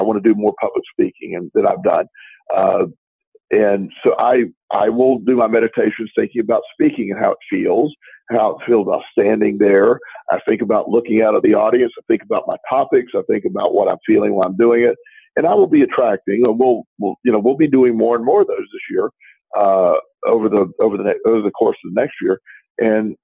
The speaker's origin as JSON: {"language": "English", "region": "Florida", "country": "United States", "tie": "born or raised there", "moved": "yes", "said": "I will be speaking to my hometown Chamber of Commerce"}